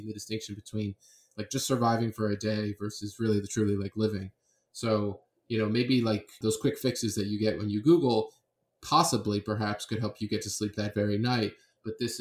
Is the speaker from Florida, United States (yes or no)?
yes; Miami, Florida, United States; I'm from Miami